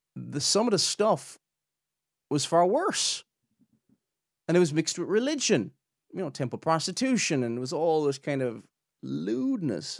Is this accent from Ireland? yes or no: yes; Ireland; we're like in, you know, in the British Isles, it's, you know, we're from the Republic of Ireland